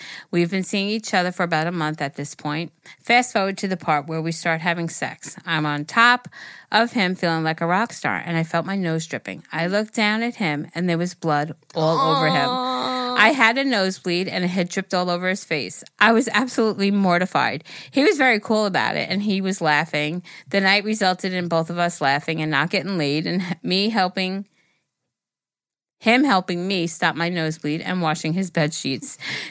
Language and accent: English; Ontario, Canada; I'm 25 from Ontario, Canada.